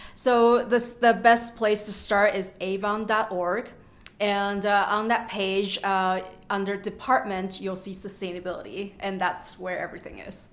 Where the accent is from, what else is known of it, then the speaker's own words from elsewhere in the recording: Canada; moved away as an adult; now in Avon, United States; I'm from Canada and study at the University of Toronto